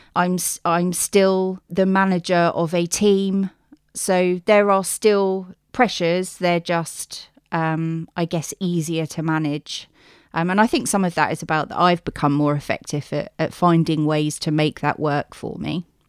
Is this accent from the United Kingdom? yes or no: yes; United Kingdom; I live on the South Coast. I was born on the South Coast.